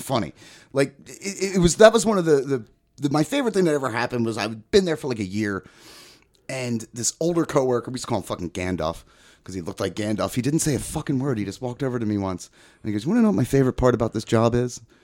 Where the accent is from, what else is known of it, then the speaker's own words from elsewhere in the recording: outside of Philly, Pennsylvania, United States; behind the shopping center where I grew up and outside of Philly